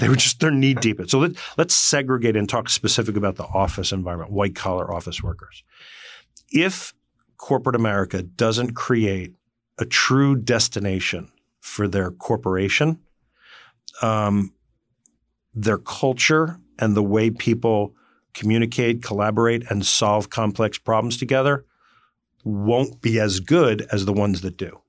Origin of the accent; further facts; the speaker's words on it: Morris County, northwestern New Jersey, United States; I grew up in northwestern New Jersey in Morris County